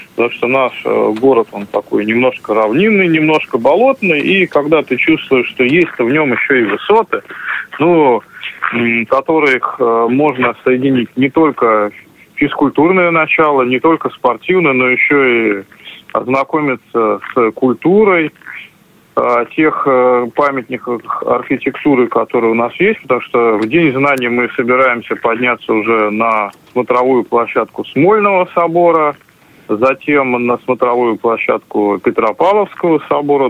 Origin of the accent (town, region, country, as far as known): St Petersburg, Saint Petersburg, Russia